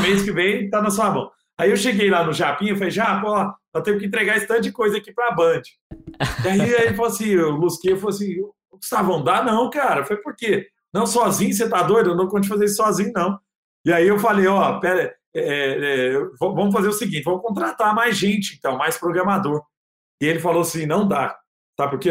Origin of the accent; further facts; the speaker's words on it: Araguari, Minas Gerais, Brazil; moved away as an adult; also born or lived in Rio de Janeiro; Eu, eu, sou do interior de Minas, né? Sou do Triângulo Mineiro de Araguari